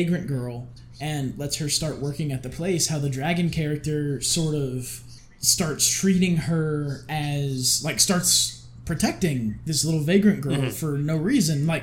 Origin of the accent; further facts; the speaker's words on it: United States; me being an American